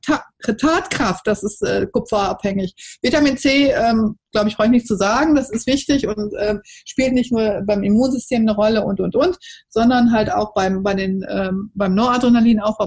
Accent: Cologne, North Rhine-Westphalia, Germany; sage ich als Kölnerin

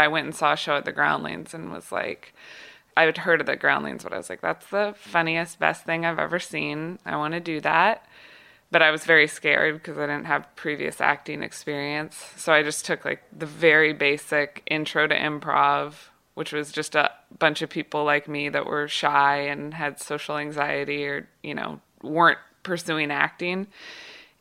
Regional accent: Kansas City, United States; moved away as an adult; also born or lived in Los Angeles; I was from Kansas City

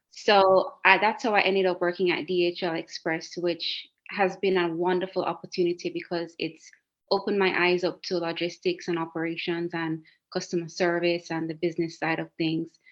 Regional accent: Jamaica; moved away as an adult; also born or lived in Cayman Islands; now in Italy; i was living in a beautiful island like next door to jamaica my hometown

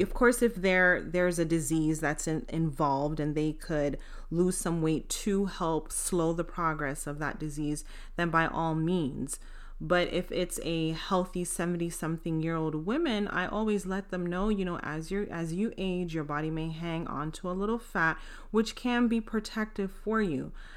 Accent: United States; growing up in the United States

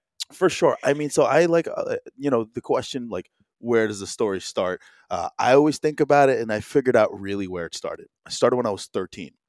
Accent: New Jersey, United States; also born or lived in Chicago; I was born in Chicago, but, uh, uh, Jersey boy for the most part.

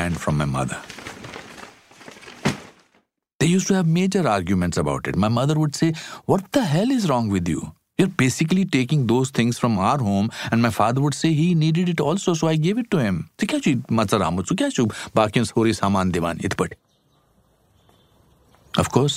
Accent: Shimla, Himachal Pradesh, India; my hometown, Shimla.

